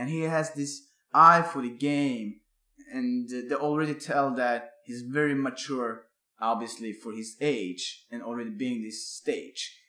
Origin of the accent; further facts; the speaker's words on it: Örebro, Örebro County, Sweden; my hometown Örebro